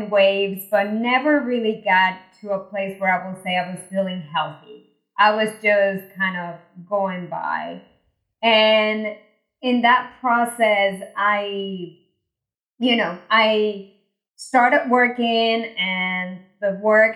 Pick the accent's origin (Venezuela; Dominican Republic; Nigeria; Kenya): Venezuela; now in United States; I was born in Venezuela, migrated to the US, went to engineering school here